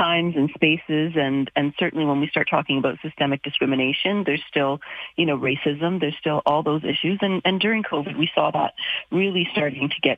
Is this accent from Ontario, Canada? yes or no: no; Calgary, Alberta, Canada; who's racialized, born and raised in Calgary